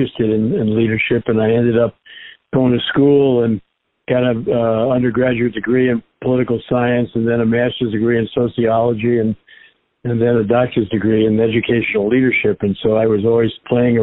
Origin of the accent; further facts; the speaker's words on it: New Rochelle, New York, United States; I grew up in New Rochelle, New York, right outside of New York City.